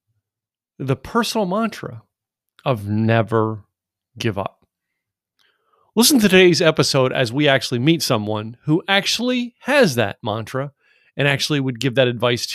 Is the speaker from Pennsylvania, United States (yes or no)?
yes; Scranton, Pennsylvania, United States; I grew up in Scranton, Pennsylvania